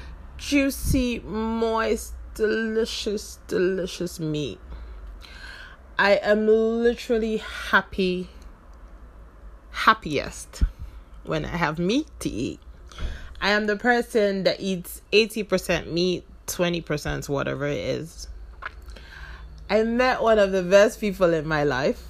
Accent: the South, southern Nigeria, Nigeria; now in Abuja, Nigeria; I live in Abuja, Nigeria, although I am originally from the South

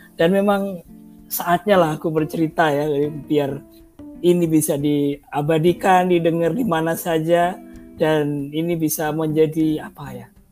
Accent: Surabaya, East Java, Indonesia; moved away as an adult; also born or lived in Bandung; aku orang Surabaya, Surabaya rumahnya dekat uh, eh, Wonokromo, dekat terminal

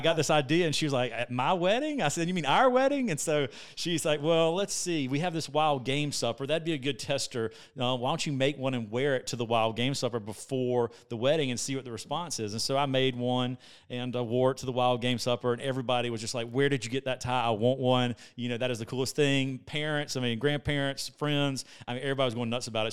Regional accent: Columbia, South Carolina, United States; I'm from Columbia, South Carolina, freshwater

